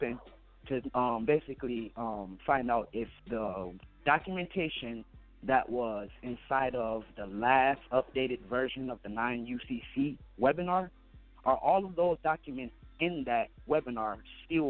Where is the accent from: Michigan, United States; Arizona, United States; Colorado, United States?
Michigan, United States; Wayne County; I was born here in Wayne County